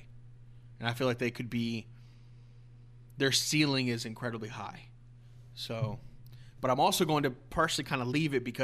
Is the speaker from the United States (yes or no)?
yes; Dallas, Texas, United States; my hometown hero team, the Dallas Cowboys